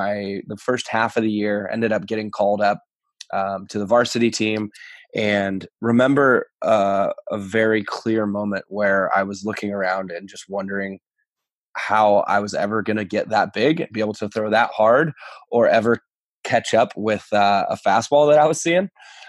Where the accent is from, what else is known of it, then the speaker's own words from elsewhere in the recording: Reading, Pennsylvania, United States; Yeah, so I think for me, growing up in Reading, we didn't have access to a lot of college baseball.